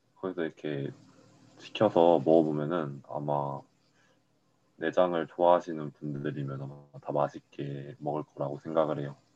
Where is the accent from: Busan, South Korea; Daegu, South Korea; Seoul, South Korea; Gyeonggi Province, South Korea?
Daegu, South Korea; 저 서울 태생이 아니고요. 네. 네, 저 대구가 고향이에요.